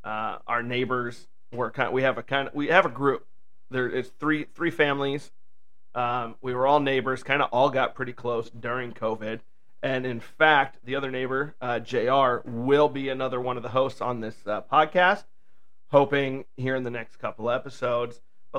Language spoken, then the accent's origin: English; Pacific Northwest, United States; I grew up here in the Pacific Northwest rooting for Seattle sports teams.